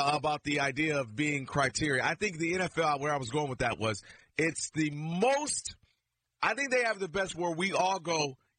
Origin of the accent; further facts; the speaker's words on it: Detroit, Michigan, United States; I'm from Detroit.